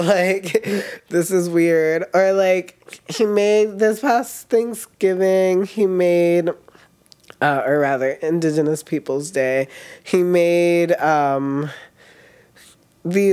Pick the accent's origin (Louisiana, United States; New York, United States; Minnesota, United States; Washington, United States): New York, United States; New York City; I grew up in Harlem, New York City